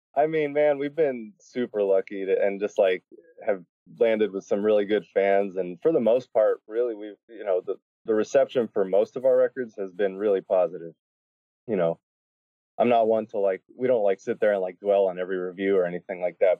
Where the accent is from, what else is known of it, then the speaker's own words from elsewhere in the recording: Miami, Florida, United States; I grew up in Miami